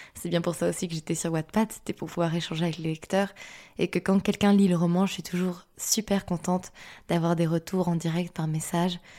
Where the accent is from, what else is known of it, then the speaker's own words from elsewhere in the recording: Lille, Hauts-de-France, France; je suis lilloise